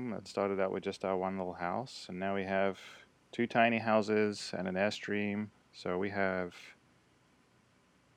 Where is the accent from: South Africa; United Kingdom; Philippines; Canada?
United Kingdom; now in United States; being British, I became the American liaison to Float Collective